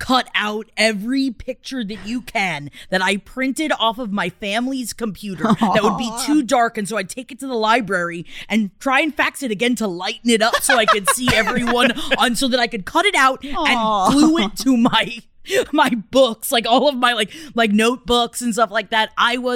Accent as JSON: {"language": "English", "town": "New York City", "region": "New York", "country": "United States", "tie": "born or raised there", "also_born_or_lived": "Palm Harbor, Florida", "moved": "yes", "said": "we grew up in Queens."}